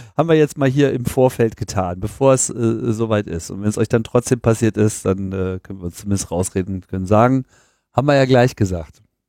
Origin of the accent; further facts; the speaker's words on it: Hanover, Lower Saxony, Germany; moved away; Hannover. Meine Heimatstadt.